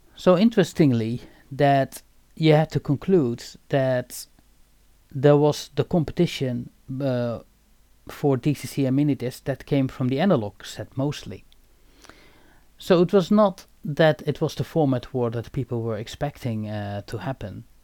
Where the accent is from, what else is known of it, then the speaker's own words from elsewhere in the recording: Eindhoven, North Brabant, Netherlands; I was obviously born and raised in Eindhoven